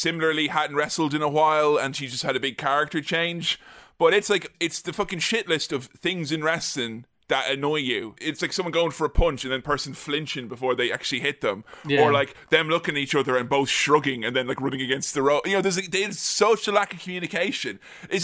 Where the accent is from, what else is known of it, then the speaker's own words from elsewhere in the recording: Ireland; as an Irish child